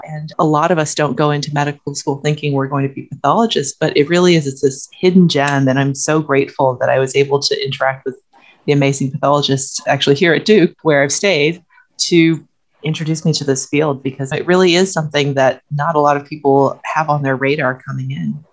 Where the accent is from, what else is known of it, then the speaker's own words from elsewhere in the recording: China; moved away; I'm from China